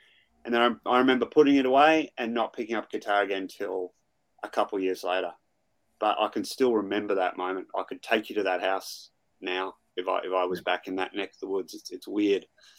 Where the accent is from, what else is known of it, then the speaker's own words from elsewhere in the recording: New York, United States; I grew up partly in New York.